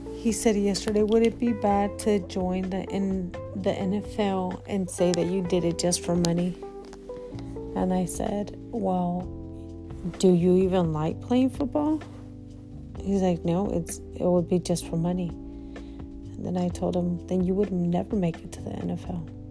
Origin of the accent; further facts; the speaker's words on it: California, United States; moved away as an adult; now in Midwest, United States; I'm from California